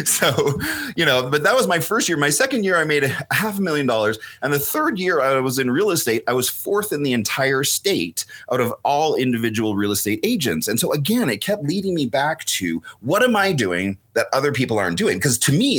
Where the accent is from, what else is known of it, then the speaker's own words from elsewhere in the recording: just outside of Vancouver, British Columbia, Canada; I was raised just outside of Vancouver, British Columbia